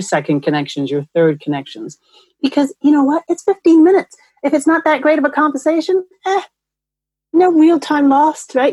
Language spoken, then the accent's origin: English; New York, United States; now in Los Angeles, United States; I'm from New York where we have an actual transportation system